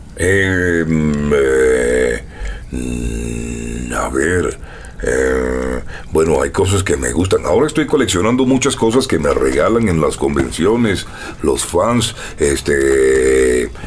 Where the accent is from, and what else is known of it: Barranquilla, Atlántico, Colombia; moved away as an adult; now in Mexico